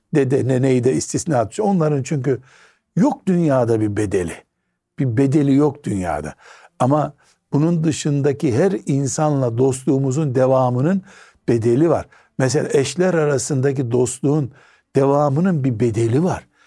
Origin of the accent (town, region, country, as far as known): Black Sea Region, Turkey